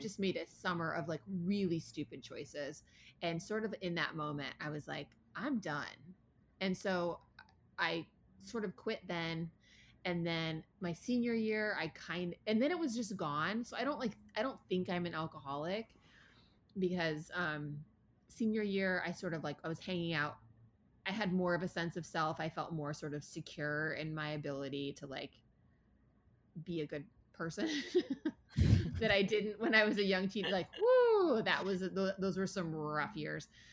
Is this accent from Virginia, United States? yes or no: no; Ann Arbor, Michigan, United States; I grew up in Ann Arbor, Michigan